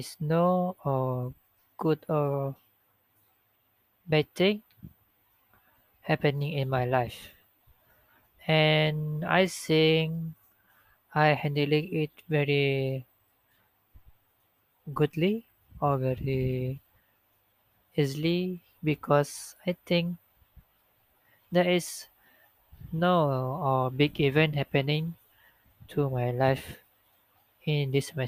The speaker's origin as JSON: {"language": "English", "region": "Sarawak", "country": "Malaysia", "second_language": "English", "moved": "as an adult", "said": "I'm come from Sarawak, so I don't know how to talk or speak freely for Malay language."}